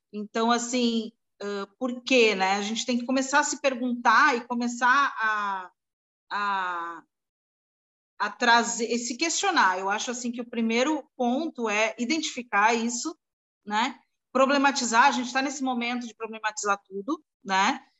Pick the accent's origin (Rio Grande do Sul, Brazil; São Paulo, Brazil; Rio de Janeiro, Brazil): São Paulo, Brazil; now in Santos, Brazil; eu sou paulistana de coração, mas ah, no momento eu sou também estou morando em Céu, com Santos